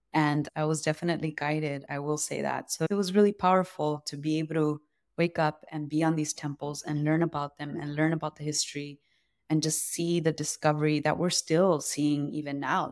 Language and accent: English; Los Angeles, California, United States; I grew up around the Royal Seco here in Los Angeles